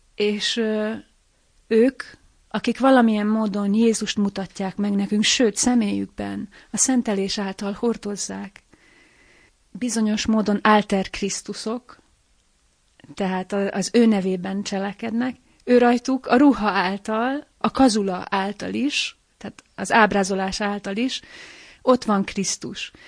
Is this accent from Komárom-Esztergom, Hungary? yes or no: yes; Lábatlan, Komárom-Esztergom, Hungary; A szülővárosomban, lábatlanban